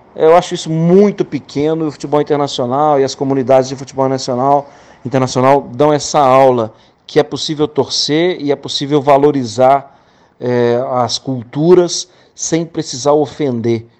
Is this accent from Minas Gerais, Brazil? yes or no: yes; Minas Gerais, Brazil; eu como mineiro